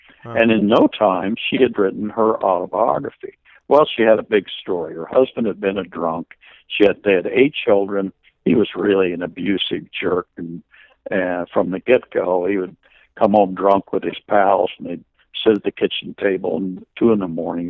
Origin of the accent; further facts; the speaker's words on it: Manhattan, Kansas, United States; my hometown in Kansas, Manhattan, Kansas